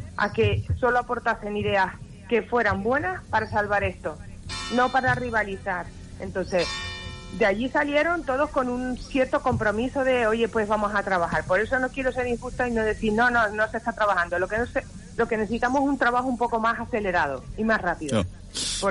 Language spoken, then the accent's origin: Spanish; Canary Islands, Spain; nosotros lo que queremos, los canarios, es trabajar